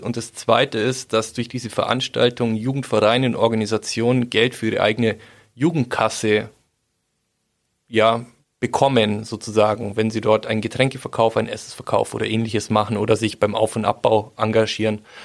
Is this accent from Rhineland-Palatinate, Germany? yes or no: no; Schwabmünchen, Bavaria, Germany; bei uns in Schwabmünchen